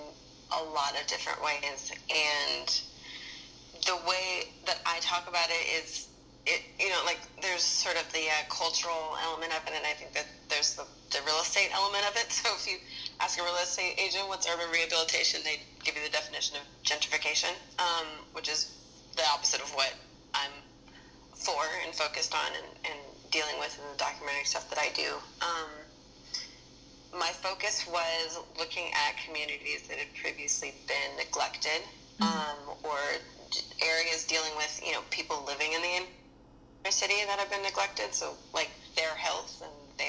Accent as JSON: {"language": "English", "town": "Berkeley", "region": "California", "country": "United States", "tie": "born or raised there", "also_born_or_lived": "Oakland", "moved": "as an adult", "lives_now": "Los Angeles, United States", "said": "I grew up in Berkeley, and I grew up, you know, being in Oakland a lot"}